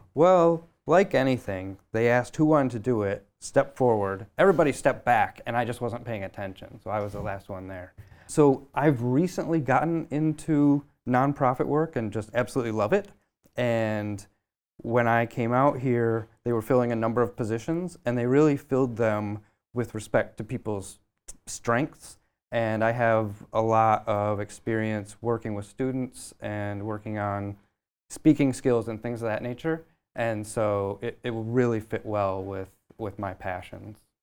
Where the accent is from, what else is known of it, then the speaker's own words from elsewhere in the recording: Michigan, United States; moved away as an adult; now in Boston, United States; I'm from the Midwest. I'm originally from Michigan